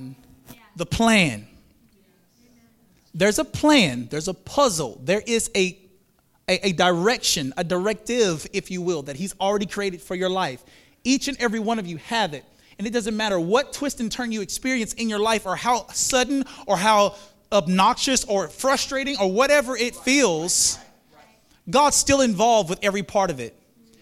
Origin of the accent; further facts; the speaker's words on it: Monroe, Louisiana, United States; moved away as an adult; also born or lived in Florida / South Florida; That was the first time I've ever lived out of the state. I'm from Monroe, Louisiana